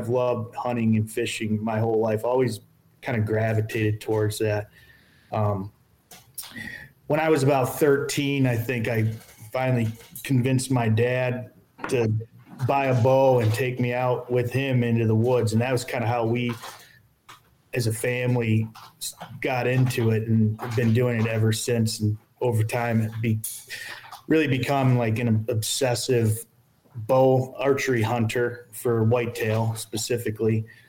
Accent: Grand Rapids, Michigan, United States; Yeah, so like both of them said, we're all from West Michigan, Grand Rapids area.

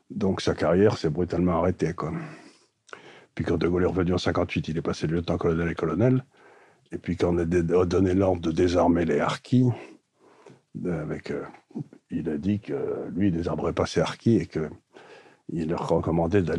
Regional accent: Aleppo, Aleppo Governorate, Syria; born there; Je suis né à Alep en Syrie.

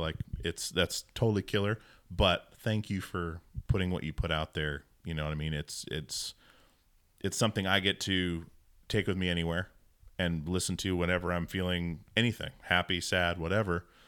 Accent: Alaska, United States; I grew up in a Mormon household in Alaska

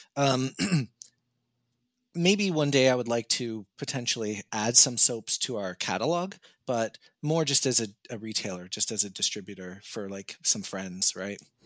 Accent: Canada; I would just tell them Canada

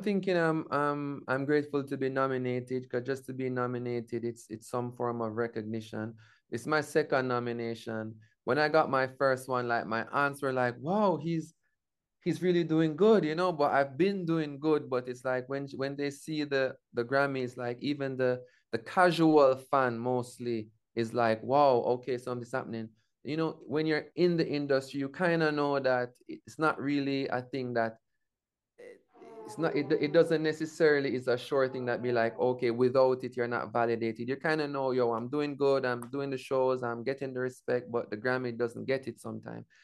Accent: Jamaica; my indigenous zone of being Jamaican

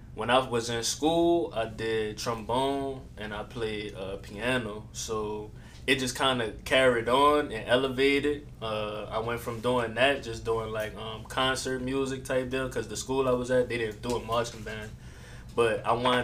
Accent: New Orleans, Louisiana, United States; I'm from New Orleans, originally off Camellia Street and the Lower Nine

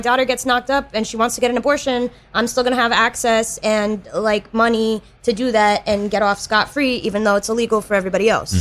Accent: North Carolina, United States; now in New York, United States; I'm from the South, and recently one of my high school friends came to visit, and she still lives in like my tiny North Carolina town.

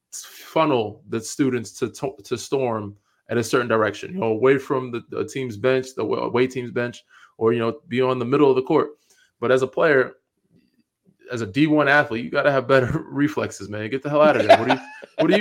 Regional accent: Long Island, New York, United States; Even though Westchester, we're from Long Island.

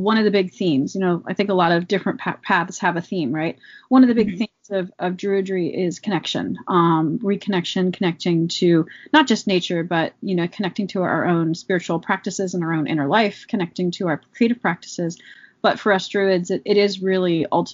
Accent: Allegheny Mountains, Laurel Highlands, Pennsylvania, United States; I grew up in the Allegheny Mountains, you know, specifically there's lots of different spots, the Laurel Highlands region

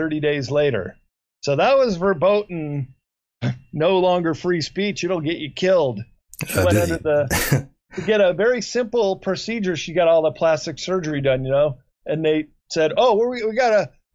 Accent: Chicago, Illinois, United States; moved away; I grew up in Chicago

